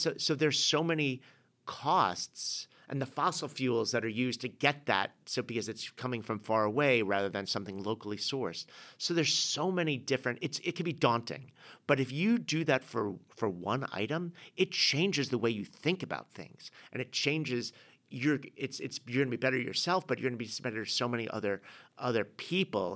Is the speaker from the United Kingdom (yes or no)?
yes; England, United Kingdom; being an English guy